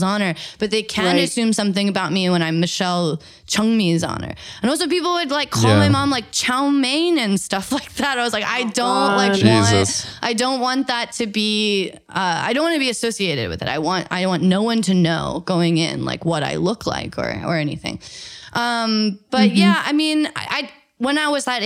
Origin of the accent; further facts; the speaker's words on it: Eugene, Oregon, United States; I grew up in Eugene, Oregon